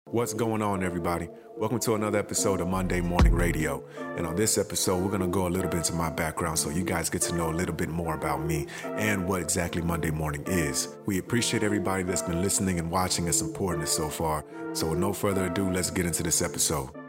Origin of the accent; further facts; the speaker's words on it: Houston, Texas, United States; moved away as an adult; also born or lived in Accra, Ghana; I was born in Accra, Ghana, and my family moved to Houston, Texas when I was four years old. So, I've been in Houston till I was about nineteen years old.